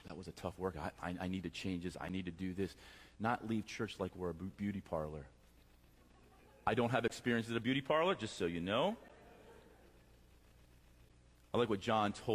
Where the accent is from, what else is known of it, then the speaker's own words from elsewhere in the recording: Lancaster, Pennsylvania, United States; I'm from Lancaster, Pennsylvania